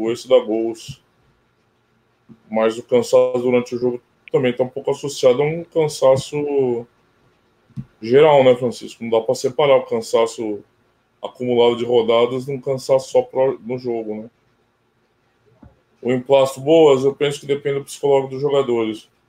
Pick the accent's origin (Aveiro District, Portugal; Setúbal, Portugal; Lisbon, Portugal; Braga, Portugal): Braga, Portugal; Barcelos; O não eu sou de Barcelos